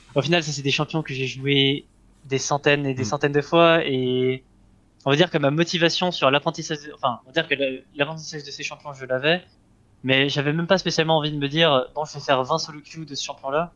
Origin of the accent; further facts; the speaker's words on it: Geneva, Switzerland; moved away as an adult; now in Lyon, France; je suis né en Suisse et je suis resté, on va dire, pendant 18 ans en Suisse